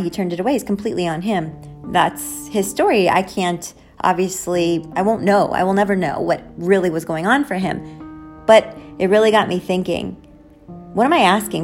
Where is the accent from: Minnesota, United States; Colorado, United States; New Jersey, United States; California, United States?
New Jersey, United States; Jersey City; Jersey City, where I'm from